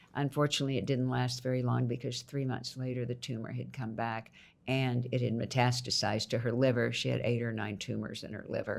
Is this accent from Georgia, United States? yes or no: no; Houston, Texas, United States; also born or lived in Nacogdoches, Texas; Then I moved to Houston to live with my mother